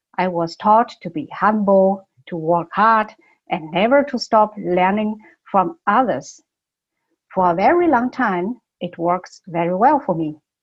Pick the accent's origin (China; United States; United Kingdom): China; Beijing; English is a second language; moved away as an adult; also born or lived in Germany; I was born in Beijing more than 30 years ago, I moved to Germany to study.